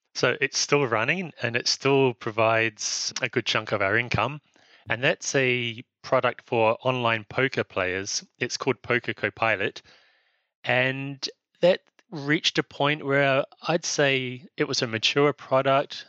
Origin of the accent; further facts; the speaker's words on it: New Zealand; now in Spain; I'm from New Zealand, but I'm living in Spain